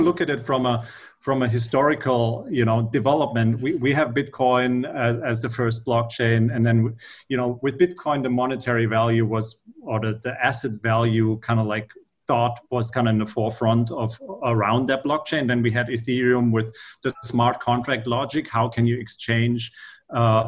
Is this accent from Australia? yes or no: no; Frankfurt, Hesse, Germany; English is a second language; moved away as an adult; now in San Francisco Bay Area, United States; I'm originally from Germany, Frankfurt. Been here in the Bay for about the last 4 years.